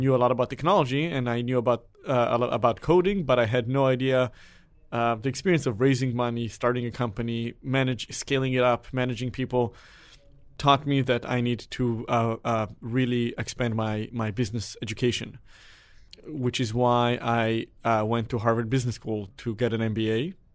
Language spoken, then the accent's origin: English; Israel; moved away; I am originally from Israel, where everyone has to go to the military.